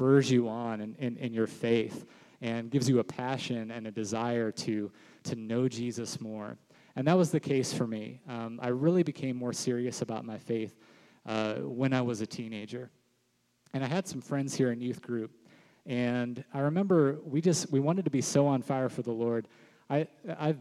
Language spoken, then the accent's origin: English; Sarasota, Florida, United States; I grew up here in Sarasota, was raised in this church